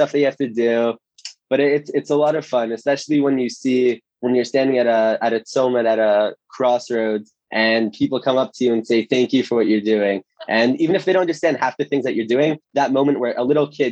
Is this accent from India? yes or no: no; Toronto, Ontario, Canada; moved away as an adult; now in Israel; I'm originally from Toronto, Canada. I came to Israel 3 years ago to go to yeshiva